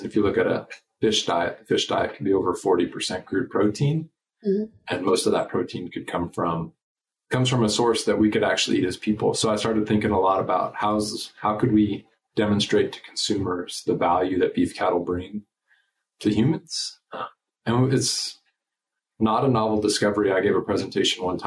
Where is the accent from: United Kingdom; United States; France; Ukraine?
United States; also born or lived in Nebraska / Colorado; now in Texas, United States; I grew up in Nebraska and Colorado